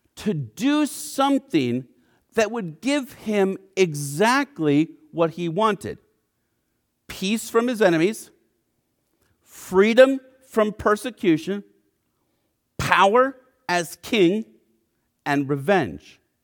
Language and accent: English; United States; for us as American Christians